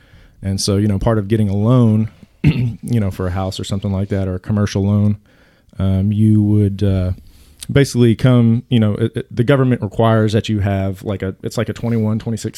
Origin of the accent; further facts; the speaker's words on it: Arlington, United States; Well, I'm from Arlington. You know, I bounced around the country, you know, with the family, obviously.